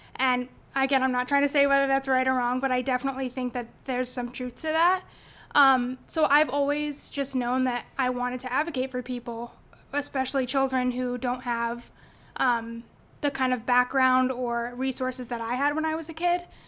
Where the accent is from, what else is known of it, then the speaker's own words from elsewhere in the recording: Jamesville, New York, United States; I'm from Jamesville, New York, which is a little town right outside of Syracuse.